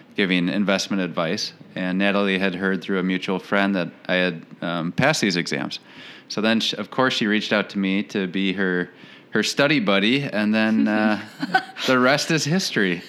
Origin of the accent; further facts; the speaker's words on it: Saint Paul, Minnesota, United States; moved away as an adult; also born or lived in Portland, Oregon; now in Rochester, United States; I am originally from St. Paul, Minnesota, born and raised